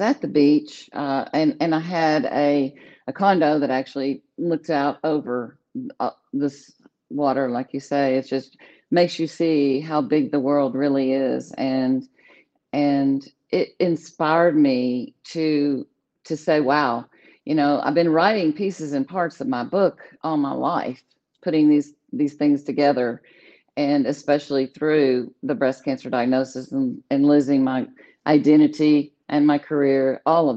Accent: Little Rock, Arkansas, United States; I'm from Little Rock, Arkansas. Okay. Was born in, I live here now

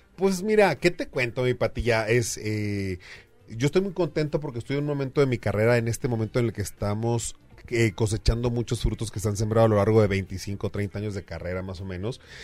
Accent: Sonora, Mexico; yo soy allá de Sonora

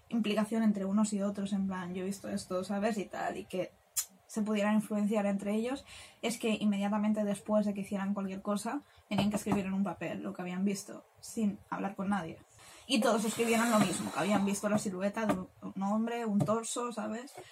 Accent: Spain; somos españolas

